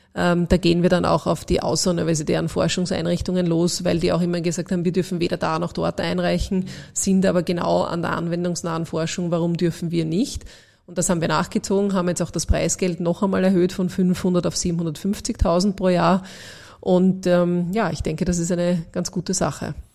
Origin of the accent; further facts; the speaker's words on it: Austria; als Österreicherin